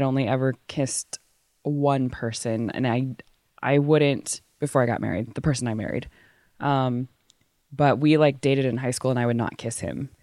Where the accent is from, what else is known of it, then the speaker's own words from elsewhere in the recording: Waco, Texas, United States; also born or lived in East Africa; now in San Francisco, United States; I grew up in Waco, Texas, which is a very conservative place in the Bible Belt